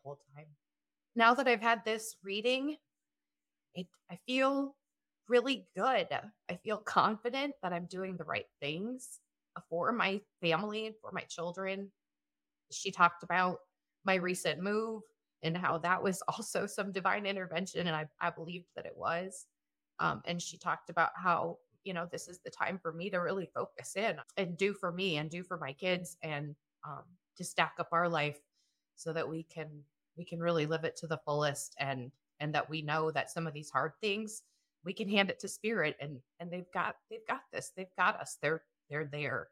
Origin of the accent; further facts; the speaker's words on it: South Dakota, United States; I am from South Dakota.